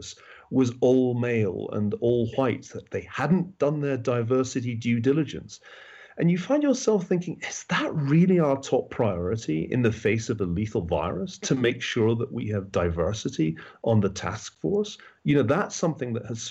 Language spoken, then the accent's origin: English; Glasgow, Scotland, United Kingdom; also born or lived in Oxford; now in United States; as a Scotsman, I've always felt more at home in the United States than in England. It's a funny thing, but I grew up in Glasgow